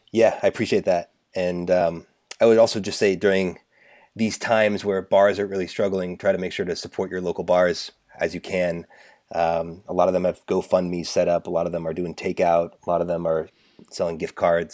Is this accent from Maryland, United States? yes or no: no; Seattle, Washington, United States; moved away; I'm from Seattle originally